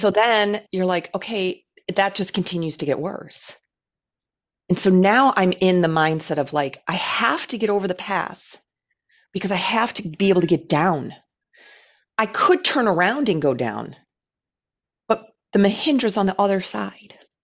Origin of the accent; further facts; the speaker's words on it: United States; an American who lives in a very flat place